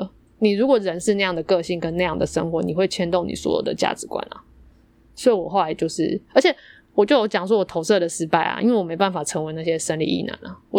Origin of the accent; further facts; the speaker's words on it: Yilan County, Taiwan; now in Taipei, Taiwan; 可是你知道为什么我会有一个优势，就是因为我是宜兰人。我的意思是说，你知道我在宜兰已经没有很草根了，可是来到台北